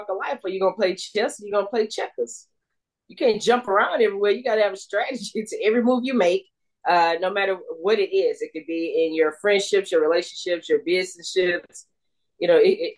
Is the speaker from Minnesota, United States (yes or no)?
no; Houston, Texas, United States; I grew up in Third Ward.